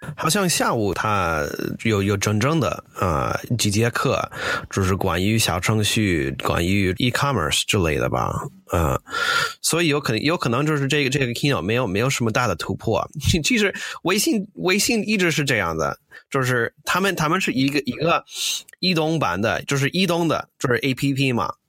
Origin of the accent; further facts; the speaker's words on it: United States; Chinese is a second language; moved away as an adult; now in China; 我是个美国人，呃，我零八年来，来了中国